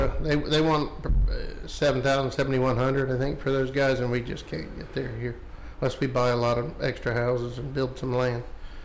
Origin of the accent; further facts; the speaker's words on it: James Island, South Carolina, United States; James Island.